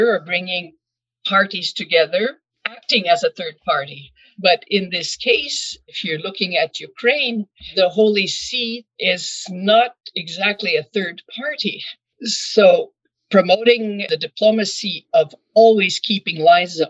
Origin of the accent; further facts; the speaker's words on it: Quebec City, Quebec, Canada; first language French; English is a second language; I'm a Canadian diplomat born in Quebec City. Je suis francophone de Québec